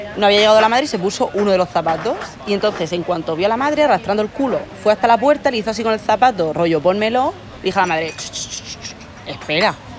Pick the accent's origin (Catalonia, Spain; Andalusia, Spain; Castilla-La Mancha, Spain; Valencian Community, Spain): Valencian Community, Spain; Torrevieja; moved away as an adult; also born or lived in Murcia; Pues yo soy de Alicante, como se nota por mi acento, que no soy de aquí, soy de la playita, de Alicante, de Torrevieja